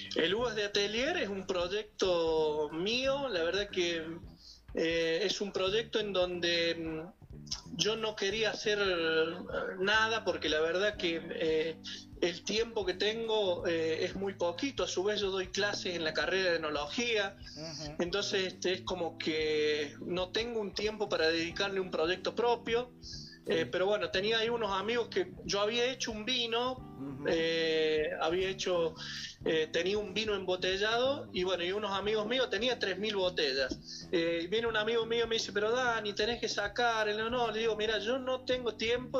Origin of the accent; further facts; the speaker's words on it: Córdoba, Argentina; moved away as an adult; also born or lived in Mendoza, Argentina; now in Cafayate, Argentina; yo soy de Córdoba, me voy a estudiar a Mendoza y de Mendoza vengo a Cafayate